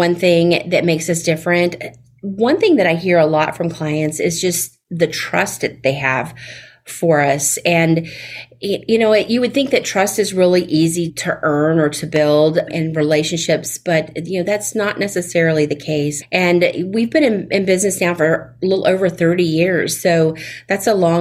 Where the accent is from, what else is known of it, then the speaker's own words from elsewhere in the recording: Fort Walton Beach, Florida, United States; accent: Southern; moved away as an adult; now in Tampa Bay area, United States; I am a native of Florida, but I'm originally from the Panhandle, the Florida Panhandle, where the world's most beautiful beaches are, up near Fort Walton Beach